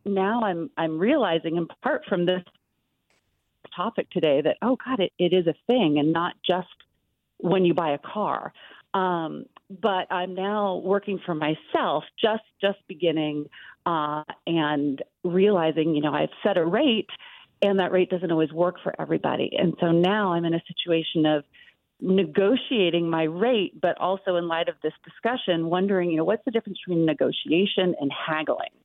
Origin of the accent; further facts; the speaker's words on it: Berkeley, California, United States; I grew up in Berkeley and sort of middle class